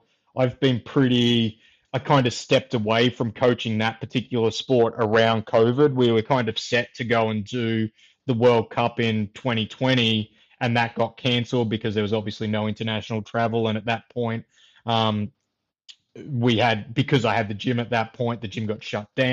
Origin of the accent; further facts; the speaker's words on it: near the Victorian border, rural New South Wales, Australia; moved away; also born or lived in Queensland; I grew up in New South, like rural part of New South Wales, where down near the Victorian border